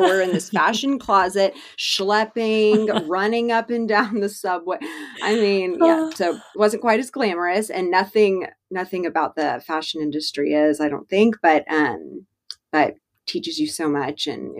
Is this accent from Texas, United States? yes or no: yes; Dallas, Texas, United States